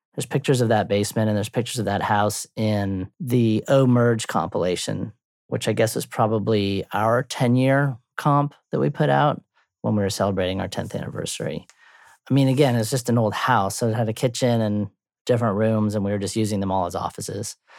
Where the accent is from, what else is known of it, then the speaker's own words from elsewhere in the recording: Durham, North Carolina, United States; now in Chapel Hill, United States; I grew up in Durham